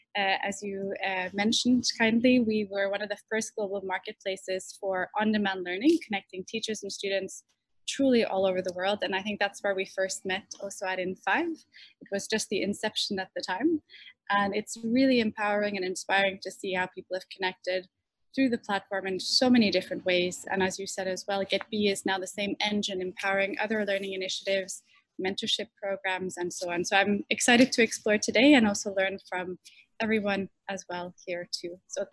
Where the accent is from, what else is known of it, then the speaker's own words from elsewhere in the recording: Saudi Arabia; English is a second language; also born or lived in Norway; now in Oslo, Norway; I myself am half Norwegian, half Arabic. So I'm born in Saudi Arabia, grew up there, and then in Norway